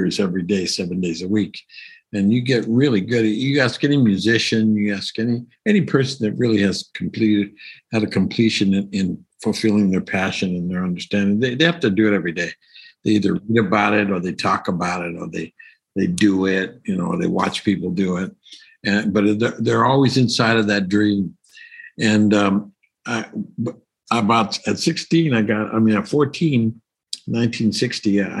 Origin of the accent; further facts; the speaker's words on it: Los Angeles, California, United States; I was born in East L.A., in the barrio of East L.A. in Boyle Heights.